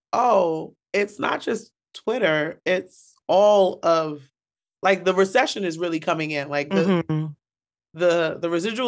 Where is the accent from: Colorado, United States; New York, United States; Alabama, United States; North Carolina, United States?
New York, United States; Bronx; I am a New York native, born and bred in the Bronx. Yes. I am first generation West Indian. My family came from Antigua.